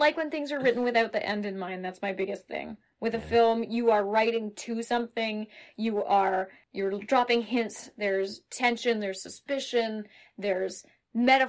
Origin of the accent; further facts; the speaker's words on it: Toronto, Ontario, Canada; growing up in Toronto area